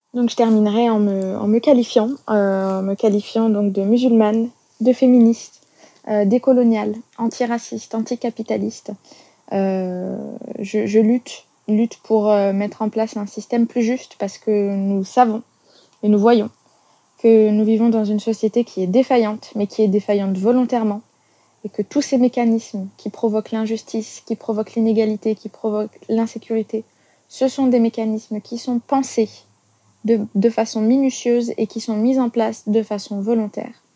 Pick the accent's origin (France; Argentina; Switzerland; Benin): France; On, est musulmans, on est français, on est citoyens